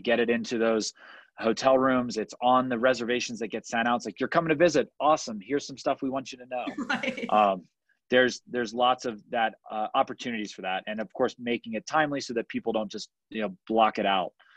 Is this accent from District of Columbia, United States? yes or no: yes; Washington, District of Columbia, United States; moved away; I grew up on the East Coast. Wildfire wasn't a problem in the DC area.